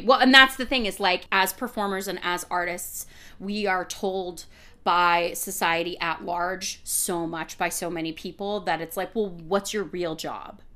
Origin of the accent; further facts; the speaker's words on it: Massachusetts, United States; I was born in Massachusetts